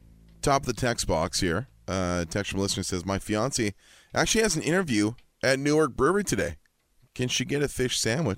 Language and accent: English; Langley, British Columbia, Canada; born or raised there